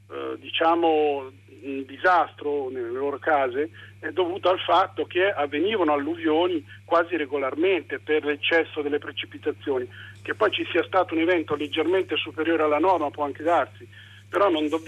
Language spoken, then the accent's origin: Italian; Cologne, North Rhine-Westphalia, Germany; born there; Che io sono nato a Colonia, quindi conosco